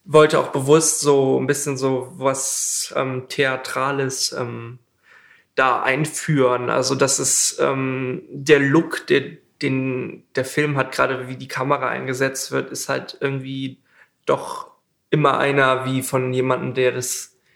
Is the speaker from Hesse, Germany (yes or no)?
no; Bremen, Germany; ich komme äh, ursprünglich aus Bremen und ähm, Bremen hat auch so eine Mini-Filminfrastruktur